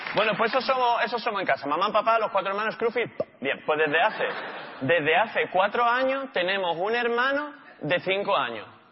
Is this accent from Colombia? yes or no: no; Málaga, Andalusia, Spain; yo soy de Málaga